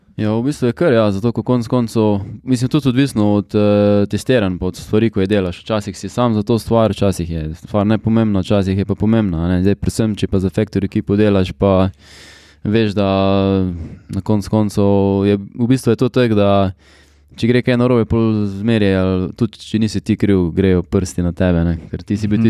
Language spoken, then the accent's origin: Slovenian; Carinthia, Slovenia; ponosen in z veseljem povem, da sem iz Slovenije.